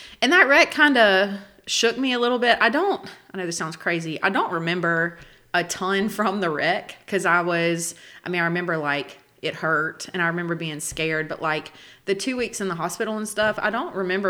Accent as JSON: {"language": "English", "town": "Hattiesburg", "region": "Mississippi", "country": "United States", "tie": "born or raised there", "said": "I was born in Hattiesburg"}